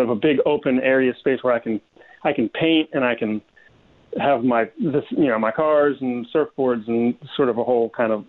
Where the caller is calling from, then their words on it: Florida, United States; I'm calling from Florida, yep